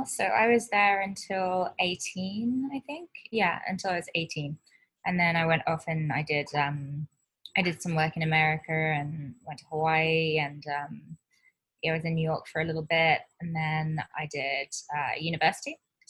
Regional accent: Wirral, North West England, United Kingdom; I moved around quite a bit, but I grew up in England. Most of my memories come from the Wirral, so which is a part of Cheshire in the northwest of England.

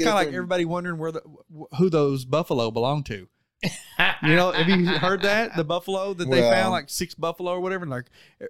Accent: Wilburton, Oklahoma, United States; Yeah. We're all from Wilburton.

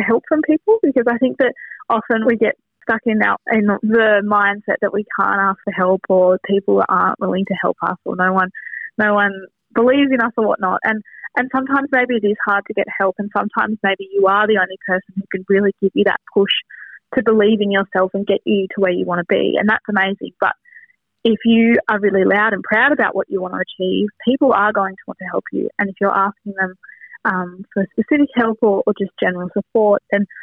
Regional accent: Wynyard, Tasmania, Australia; growing up in Wynyard

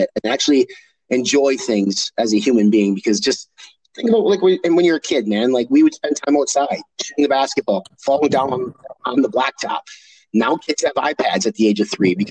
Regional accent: Midwest, United States; I was raised in the Midwest

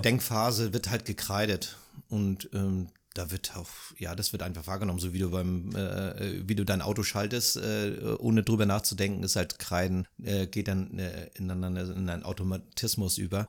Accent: Germany; mich als Deutscher

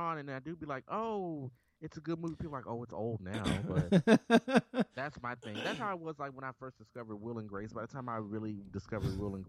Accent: Memphis, Tennessee, United States; born or raised there

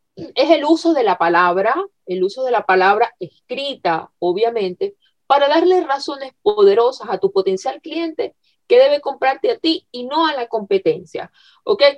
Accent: Venezuela; moved away; yo en Venezuela soy periodista de carrera, periodista egresada. Eh, bueno, en mi país llegué a hacer, a trabajar en radio

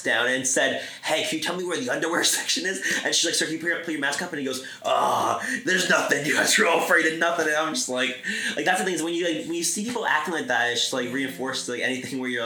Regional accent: Greenwood Lake, New York, United States; where did I grow up? Greenwood Lake

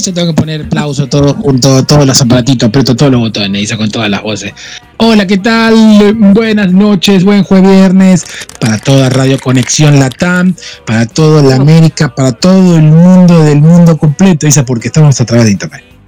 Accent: Argentina; soy argentino

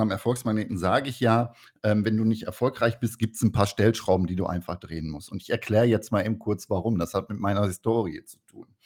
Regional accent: North Rhine-Westphalia, Germany; ich bin ja ein Kind des Ruhrpots und ähm, im Ruhrpott hieß es immer, du musst erstmal einen vernünftigen Handwerksberuf machen

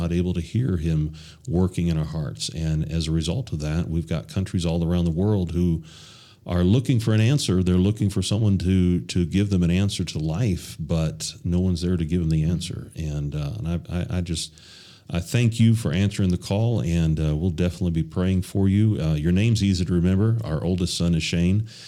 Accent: United States; moved away; I'm from the United States

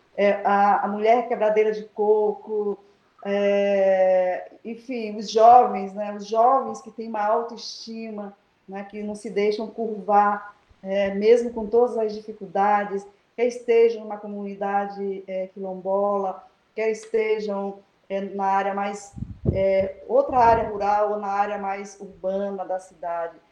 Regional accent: Baixada Maranhense, Maranhão, Brazil; moved away; also born or lived in Pinheiro / Curralzinho; Toda a minha história de vida ela tem a base estruturante a minha infância e a minha adolescência é, na Baixada.

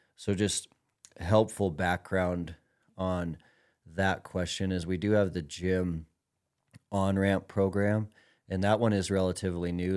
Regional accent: Billings, Montana, United States; Tom has been a buddy of mine since we were young guys growing up in Billings, Montana.

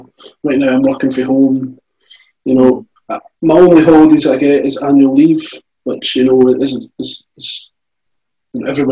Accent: Scotland, United Kingdom; I'm from Scotland

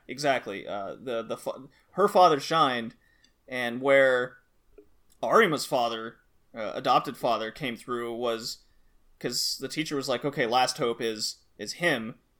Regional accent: United States; now in Germany; I'm American

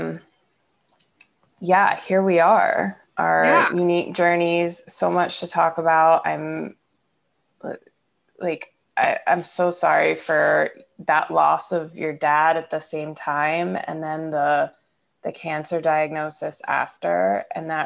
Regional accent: Niles, Ohio, United States; I grew up in Niles, Ohio

